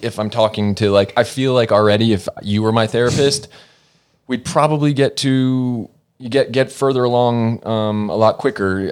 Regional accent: Norcross, Georgia, United States; moved away as an adult; now in Los Angeles, United States; I was born and raised in Norcross, Georgia.

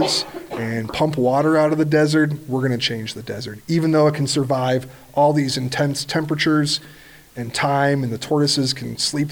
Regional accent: Midwest, United States; I grew up in the Midwest.

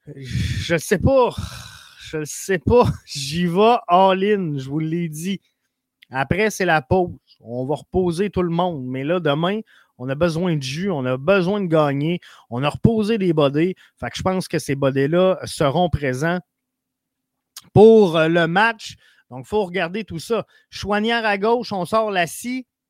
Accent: Quebec City, Quebec, Canada; moi je viens de Québec.

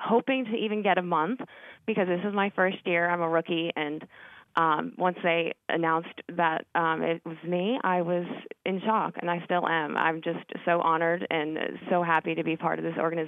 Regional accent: Scranton, Pennsylvania, United States; moved away as an adult; now in New Orleans, United States; I'm from Scranton, Pennsylvania

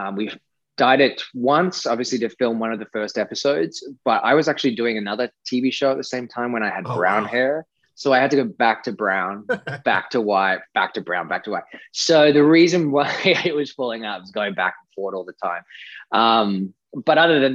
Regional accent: Australia; accent: Australian; to be able to use my natural accent was fun

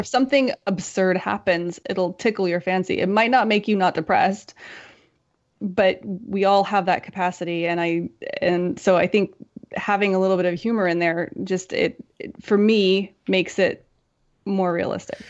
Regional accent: United States; moved away as an adult; also born or lived in Europe; I'm American and I grew up here

